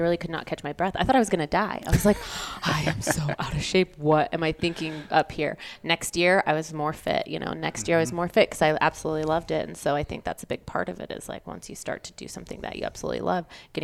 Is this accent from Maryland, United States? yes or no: no; Oregon, United States; moved away as an adult; now in Salt Lake City, United States; from Oregon, born and raised. I live in Salt Lake City now